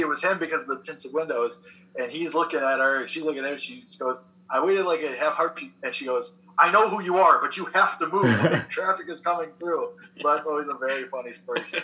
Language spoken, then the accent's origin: English; Chicago, Illinois, United States; I'm a Chicago kid